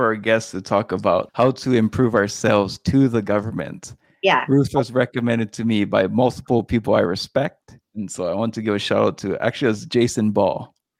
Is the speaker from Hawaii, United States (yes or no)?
yes; Hawaii, United States; And we are both from Hawaii.